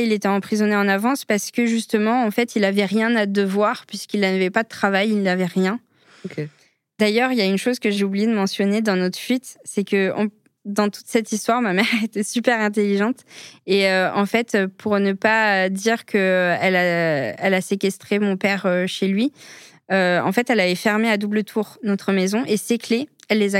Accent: Algeria; quand on me voit d'un premier abord, on ne sait pas que je suis algérienne.

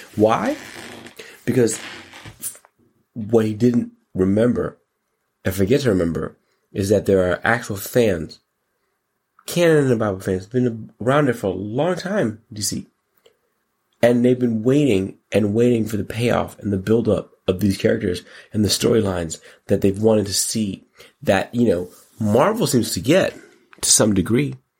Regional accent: United States; I'm an American

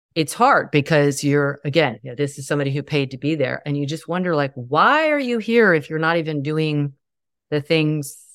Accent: the South, United States; I grew up in the South

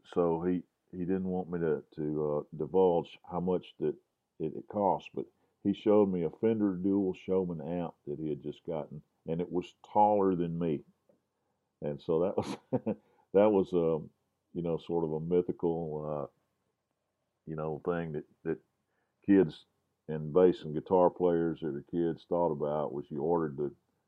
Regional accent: Grenada, Mississippi, United States; now in Jackson, United States; my buddy Alan Purdy, who I grew up with in Grenada

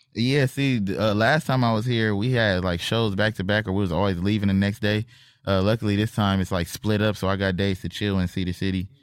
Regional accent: Compton, California, United States; we both from Compton

